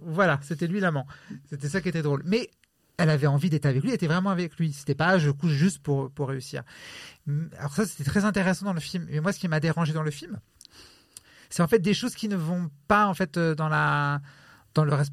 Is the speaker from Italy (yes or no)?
yes; Italy; je suis italien